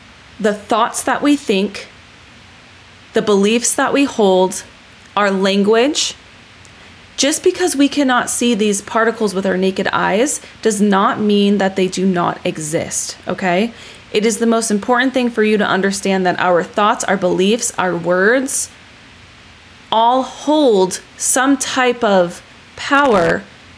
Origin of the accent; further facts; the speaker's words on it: California, United States; I was born in California